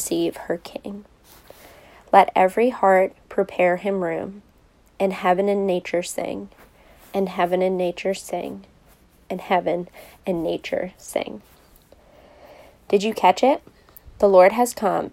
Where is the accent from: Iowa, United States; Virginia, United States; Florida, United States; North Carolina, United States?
Virginia, United States; Richmond; I grew up in Richmond and went to collegiate